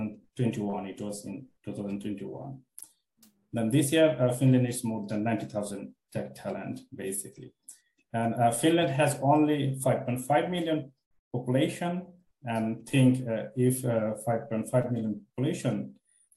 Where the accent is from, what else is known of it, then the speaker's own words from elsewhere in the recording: Bangladesh; moved away; I'm from Bangladesh